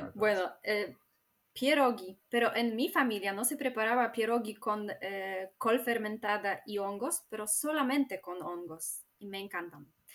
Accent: Warmian-Masurian Voivodeship, Poland; Spanish is a second language; noreste de Polonia, de Masuria.

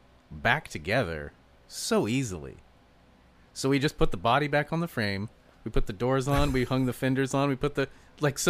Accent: California, United States; moved away; I'm from California

